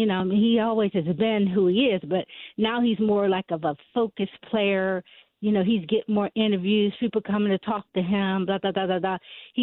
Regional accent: West Virginia, United States; I'm from West Virginia

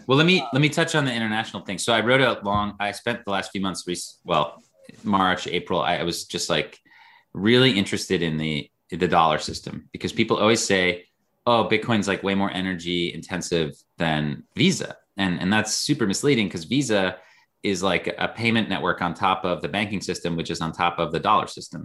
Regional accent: United States; as an American

